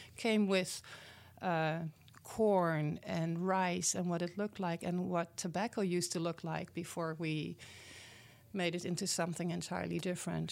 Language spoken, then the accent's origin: English; Netherlands; English is a second language; moved away as an adult; now in Milwaukee, United States; I was born and raised in the Netherlands, in Europe